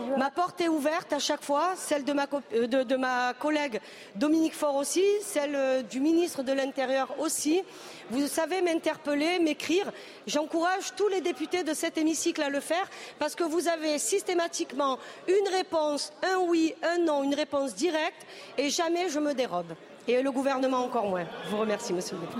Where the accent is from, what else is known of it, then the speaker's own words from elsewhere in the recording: the South, southern France, France; on vient du Sud tous les deux